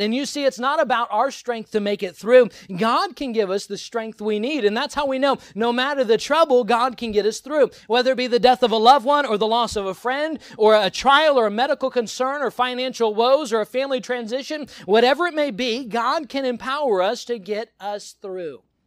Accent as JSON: {"language": "English", "country": "United States", "said": "I am American"}